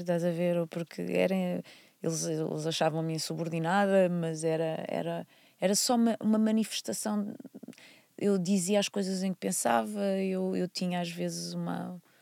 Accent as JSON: {"language": "Portuguese", "town": "Porto", "region": "Norte", "country": "Portugal", "tie": "born or raised there", "also_born_or_lived": "Vila Nova de Gaia", "moved": "as an adult", "said": "eu nasci no Porto, quer dizer, na verdade nasci no Hospital de Gaia, mas por um acaso, nasci, sou do Porto, vivi toda a minha vida no Porto até aos 18 anos."}